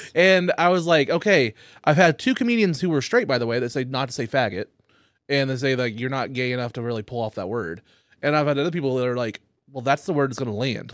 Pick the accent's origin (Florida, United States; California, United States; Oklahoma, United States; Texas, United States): Oklahoma, United States; growing up in the Oklahoma